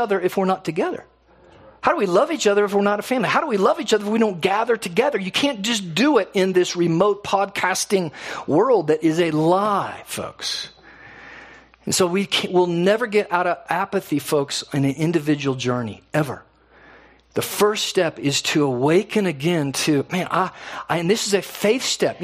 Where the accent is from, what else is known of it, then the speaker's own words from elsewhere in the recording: United States; we are so American